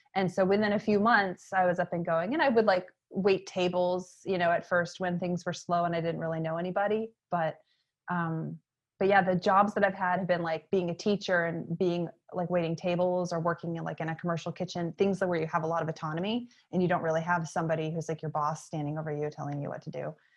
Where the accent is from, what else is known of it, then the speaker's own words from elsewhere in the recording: York, Maine, United States; moved away as an adult; also born or lived in Atlanta; My hometown is York, Maine, which is in southern Maine